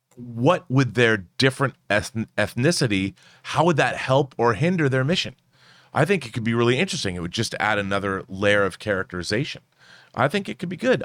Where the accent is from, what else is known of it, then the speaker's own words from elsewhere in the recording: Seattle, Washington, United States; I'm from Seattle